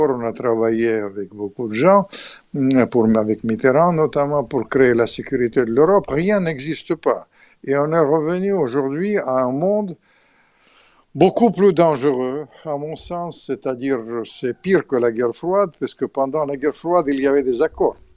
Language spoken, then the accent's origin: French; Russia; je suis bouleversé parce que je suis russe et ukrainien. Mon père était un grand ukrainien